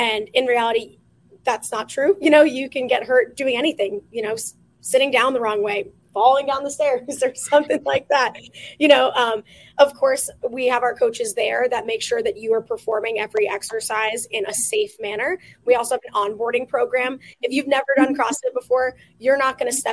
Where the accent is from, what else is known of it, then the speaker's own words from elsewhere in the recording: New Jersey, United States; moved away as an adult; now in Florida, United States; I grew up in New Jersey.